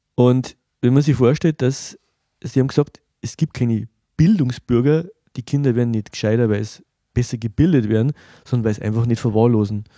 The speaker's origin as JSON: {"language": "German", "country": "Germany", "said": "für mich als, als Deutscher"}